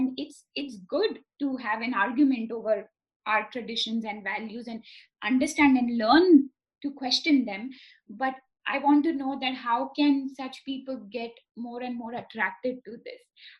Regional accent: India; moved away; I'm from India.

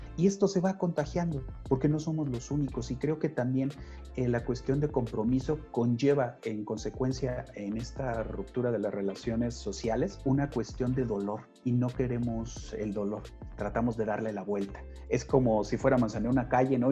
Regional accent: Tulancingo, Hidalgo, Mexico; yo que nací en Tulancingo

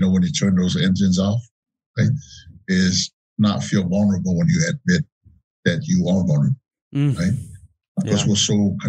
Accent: Samoa; moved away; When I grew up in Samoa

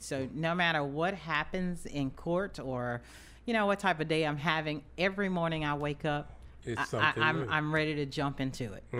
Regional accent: Marianna, Arkansas, United States; I am an Arkansas native. I'm from Mariana, down in the Delta, as you stated.

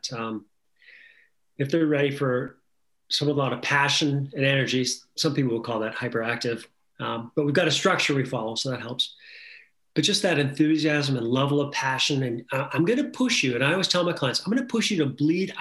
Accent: Western Canada, Canada; I was a little kid growing up in Western Canada

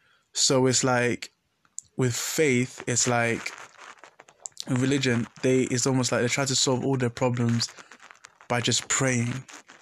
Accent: Ghana; So, yeah, as a Ghanaian, there's really... not that battle against science and faith.

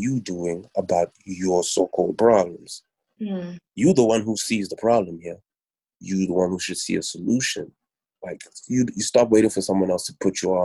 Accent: Pretoria, Gauteng, South Africa; also born or lived in Durban / Johannesburg / Kempton Park; I was born in Durban, but I was raised in Pretoria. Mm-hmm. I was raised in Joburg, Kempton Park, mainly Pretoria

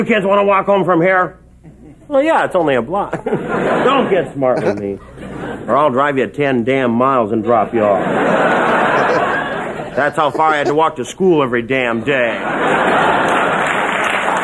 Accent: Minnesota, United States; moved away; I am from Minnesota.

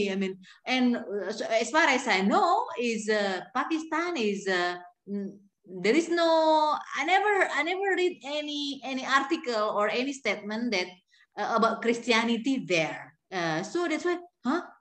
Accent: Indonesia; English is a second language; in Indonesia, we have a lot of missionaries from

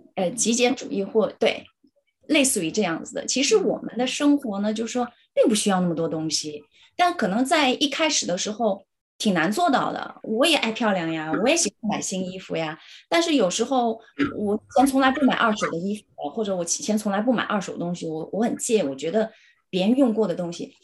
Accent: China; moved away as an adult; now in Cambridge, United Kingdom; 我们是中国人

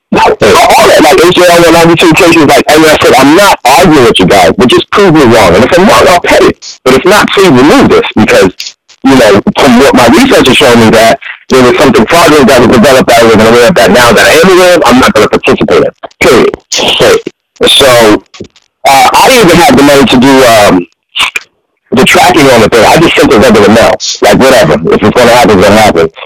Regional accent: Massachusetts, United States; I'm from Massachusetts. This car's from Massachusetts.

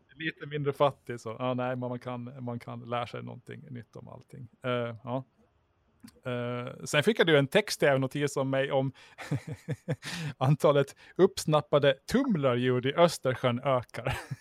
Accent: Mariehamn, Åland Islands; Jag är faktiskt från, från Mariehamn

